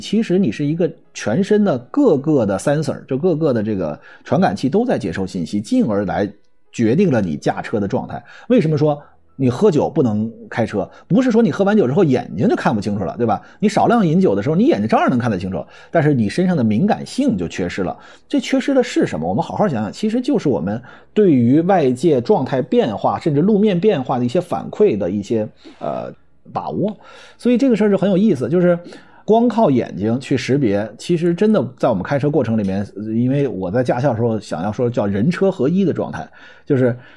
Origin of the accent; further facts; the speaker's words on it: China; 我们中国人